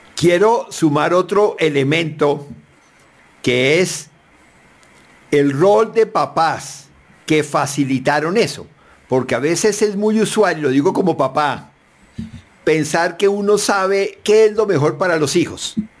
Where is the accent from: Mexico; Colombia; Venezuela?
Colombia; como colombiano